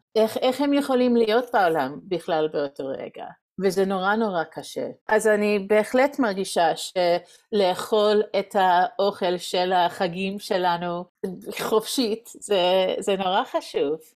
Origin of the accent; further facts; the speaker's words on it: United States; Hebrew is a second language; moved away as an adult; also born or lived in Reading, Pennsylvania; now in Jerusalem, Israel; אני מארצות הברית במקור, ועשינו עלייה לפני שבע שנים.